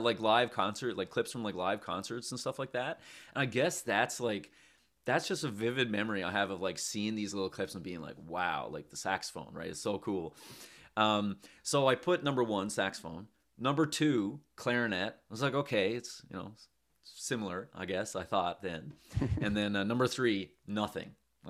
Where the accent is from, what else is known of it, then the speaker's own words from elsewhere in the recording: St. John's, Newfoundland and Labrador, Canada; I'm from St. John's here in Newfoundland and Labrador.